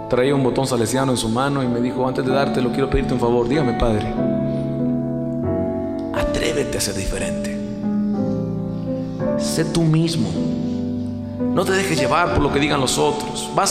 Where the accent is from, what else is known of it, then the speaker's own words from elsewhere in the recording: Costa Rica; estuve con Juan, en mi país, en Costa Rica al colegio a dar un concierto, a mi colegio de toda la vida.